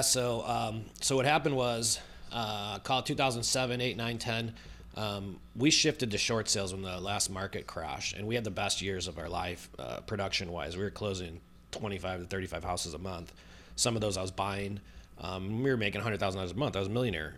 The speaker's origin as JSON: {"language": "English", "town": "Chicago", "region": "Illinois", "country": "United States", "tie": "born or raised there", "said": "born and raised in Chicago"}